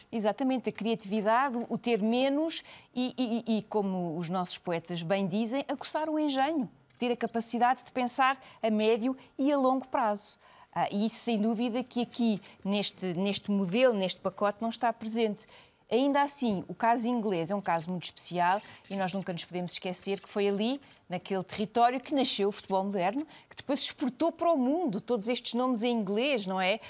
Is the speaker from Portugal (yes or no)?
yes; Portugal; enquanto portugueses